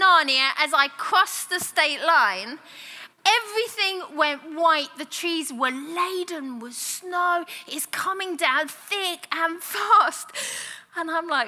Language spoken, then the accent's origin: English; United Kingdom; moved away; I'm a Brit